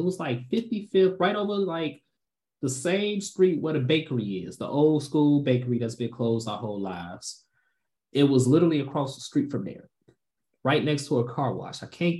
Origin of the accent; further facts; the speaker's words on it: Markham, Illinois, United States; now in Chicago, United States; I'm from Markham, South Suburbs as well, but, you know, I don't even be out there no more.